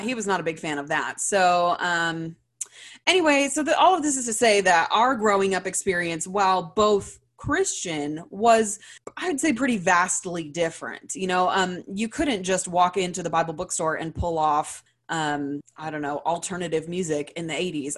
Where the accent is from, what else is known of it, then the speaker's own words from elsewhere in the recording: Louisiana, United States; I grew up in Louisiana